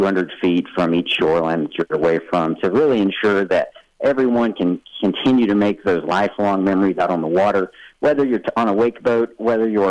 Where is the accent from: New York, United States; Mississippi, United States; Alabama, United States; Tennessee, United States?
Tennessee, United States; Tennessee is my home state, lifelong Tennessee. I'm born and raised there right on Del Hollow Lake